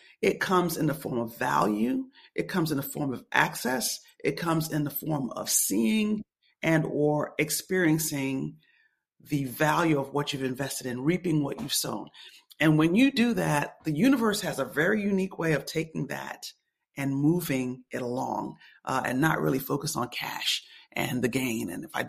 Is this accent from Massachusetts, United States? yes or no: no; Birmingham, Alabama, United States; I grew up in Birmingham. Larry's Birmingham based.